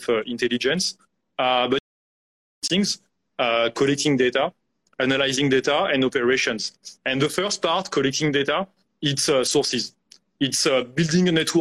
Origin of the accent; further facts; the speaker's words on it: France; moved away as an adult; also born or lived in India; with my accent, I grew up in France.